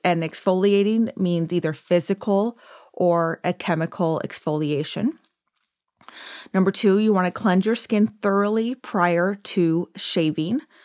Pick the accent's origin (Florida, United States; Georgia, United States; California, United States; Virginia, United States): California, United States; Orange County; also born or lived in Downey, California; I was born and raised in California, technically born in Downey, which I, is like L A, but always lived in Orange County